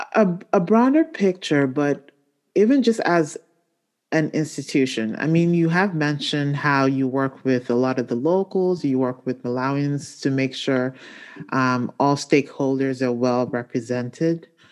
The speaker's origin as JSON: {"language": "English", "country": "Nigeria", "tie": "born or raised there", "moved": "yes", "said": "my home country of Nigeria"}